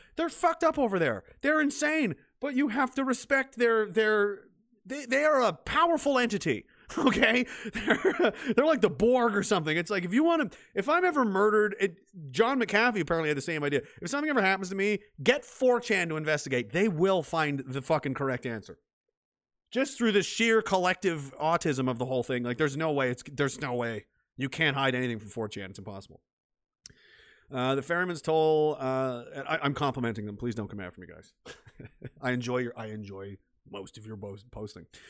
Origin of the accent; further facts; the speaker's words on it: Canada; as a Canadian